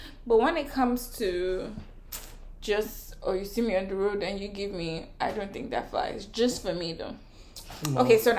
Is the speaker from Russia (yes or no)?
no; Nigeria; I'm Nigerian